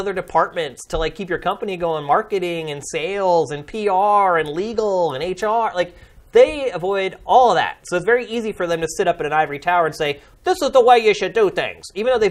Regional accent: Carlisle, Pennsylvania, United States; moved away; my hometown in Carlisle, Pennsylvania

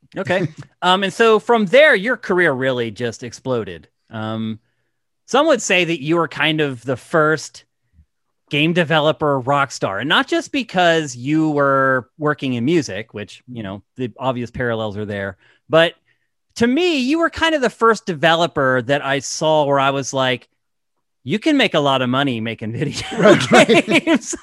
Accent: East Coast, United States; moved away as an adult; now in California, United States; I'm from the East Coast as well

